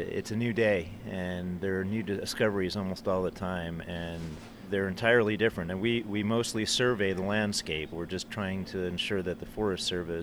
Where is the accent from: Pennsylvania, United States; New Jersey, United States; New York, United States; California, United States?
New York, United States; New York City; moved away as an adult; also born or lived in Queens, New York / Scarsdale, New York / Grinnell, Iowa; now in Flagstaff, United States; I was born in New York City. Ended up graduating from Scarsdale High School, north of the city